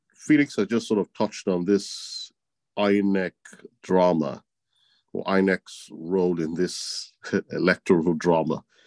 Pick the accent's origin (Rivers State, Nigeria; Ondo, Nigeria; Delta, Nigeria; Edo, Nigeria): Edo, Nigeria; my home state, Edo State